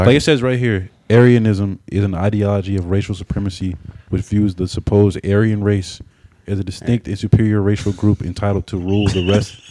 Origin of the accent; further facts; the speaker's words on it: the South, United States; I'm from the South. We from the South too.